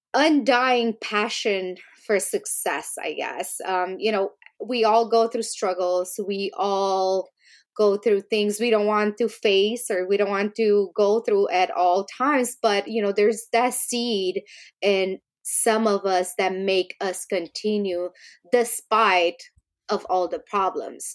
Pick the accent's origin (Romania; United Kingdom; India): Romania; moved away; I grew up in Romania